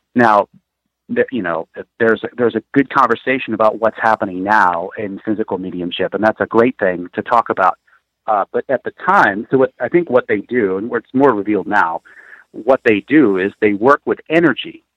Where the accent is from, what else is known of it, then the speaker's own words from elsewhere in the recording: Peoria, Illinois, United States; also born or lived in Vermont / Pennsylvania / Chicago; I grew up in Peoria. Um, I lived there for uh, probably eight was eighteen years, and then I moved out.